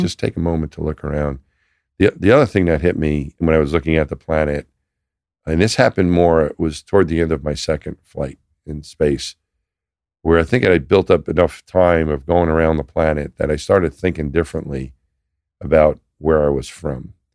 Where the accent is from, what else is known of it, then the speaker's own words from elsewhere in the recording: New York, United States; moved away as an adult; I'm from New York. That's where I'm from.